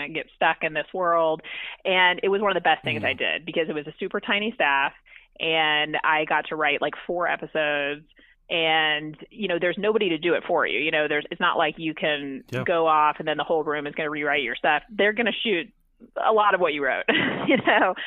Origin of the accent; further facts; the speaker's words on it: Corpus Christi, Texas, United States; I'm from Corpus Christi